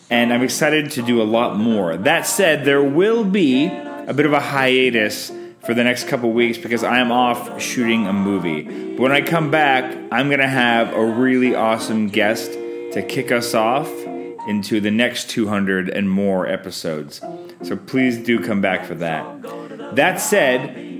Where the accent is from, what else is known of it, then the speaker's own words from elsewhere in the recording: Canada; I'm Canadian filmmaker